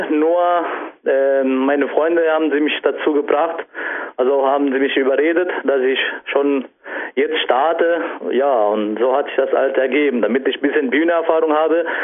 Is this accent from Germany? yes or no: yes; Saarlouis, Saarland, Germany; also ich komme aus Saarland, äh, ganz genau Saarlouis